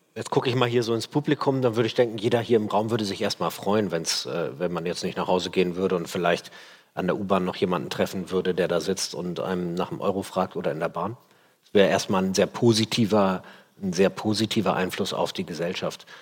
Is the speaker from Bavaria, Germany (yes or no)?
no; Hamburg, Germany; Ich bin in Hamburg in Steilshoop aufgewachsen, jetzt nicht so die feine Ecke.